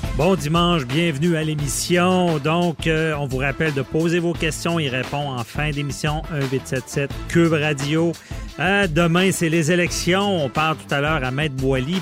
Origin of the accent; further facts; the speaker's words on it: Quebec City, Quebec, Canada; je suis de Québec